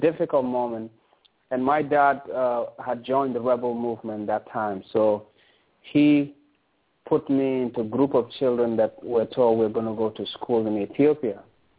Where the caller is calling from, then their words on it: Toronto, Ontario, Canada; I'm calling from Toronto in Canada.